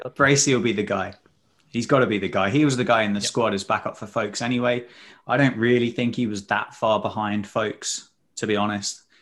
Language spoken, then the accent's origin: English; Sussex, South East England, United Kingdom; I'm from Sussex